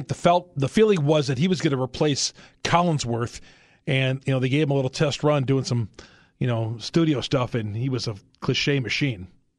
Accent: Greendale, Wisconsin, United States; also born or lived in Racine, Wisconsin; I was born in Racine, but I grew up in Greendale.

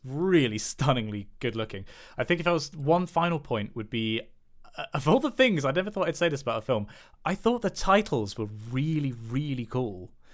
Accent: United Kingdom; specifically being white British

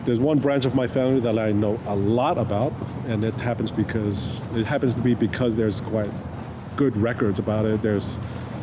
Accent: Tonga; now in United States; I'm Tongan, but I'm also like, I'm Tongan from Tonga. Like, America is home now

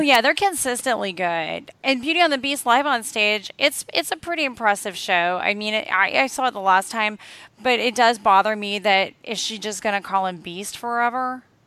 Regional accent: the South, United States; I'm from the South and I'm around a lot of country bears

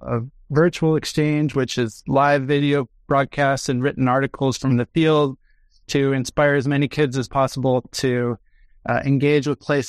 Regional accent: Chicago, Illinois, United States; I'm a facilitator from Sweet Home Chicago.

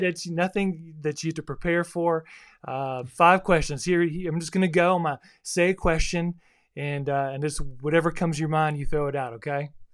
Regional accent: South Florida, United States; now in Texas, United States; growing up in South Florida is a little different environment than, uh, where I live now in the Bible Belt or Texas

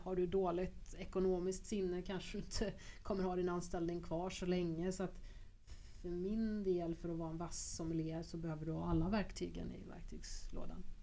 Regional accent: Grums, Värmland, Sweden; Grums där jag kommer ifrån

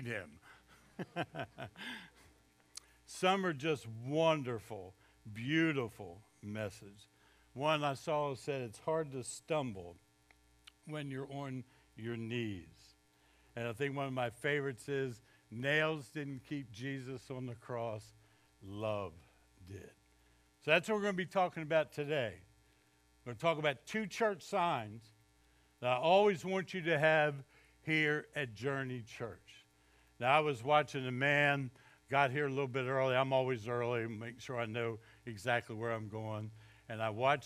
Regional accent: Baltimore, Maryland, United States; moved away as an adult; also born or lived in Jarvisburg, North Carolina; now in North Carolina, United States; I grew up in Baltimore, which is technically in the South

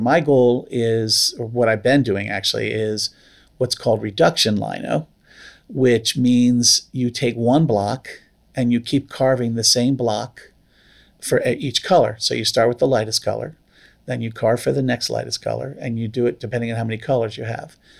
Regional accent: the Poconos, Pennsylvania, United States; moved away; also born or lived in Vermont; As a kid, I grew up near the Poconos

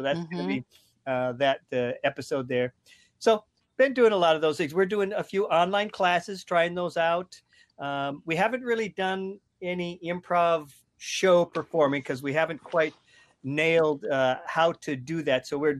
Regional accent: Minnesota, United States; moved away; I'm originally from Minnesota, so I think I'll be the Swedish meatballs in your smorgasbord here today.

